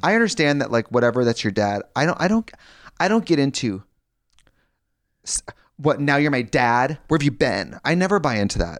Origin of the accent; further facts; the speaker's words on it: Midwest, United States; I'm from the Midwest.